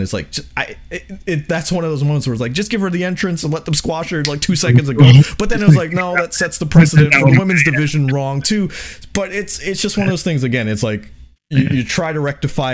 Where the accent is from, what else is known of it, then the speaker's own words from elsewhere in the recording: New York, United States; I'm from New York